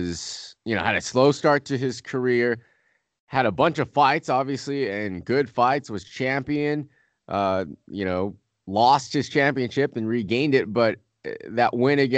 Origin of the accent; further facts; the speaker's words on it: California, United States; California, my home state.